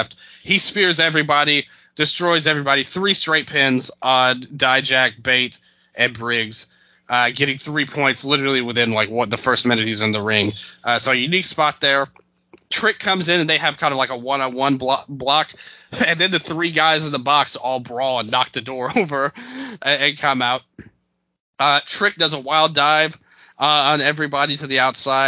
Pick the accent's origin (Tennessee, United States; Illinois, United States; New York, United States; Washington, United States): Tennessee, United States; Memphis; I'm from Memphis